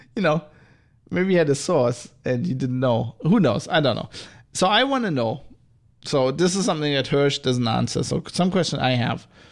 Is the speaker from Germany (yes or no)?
yes; Germany; accent: German; go back into my German accent.